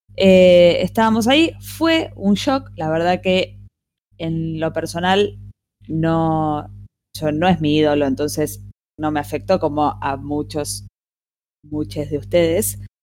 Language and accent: Spanish; Argentina; así como en Argentina tenemos todas las tendencias